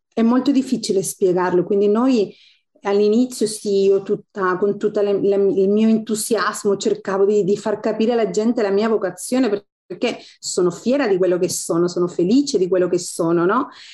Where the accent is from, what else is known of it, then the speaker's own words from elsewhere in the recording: Chile; Italian is a second language; moved away as an adult; also born or lived in Italy; now in Istanbul, Turkey; Lì sono nata, sono cresciuta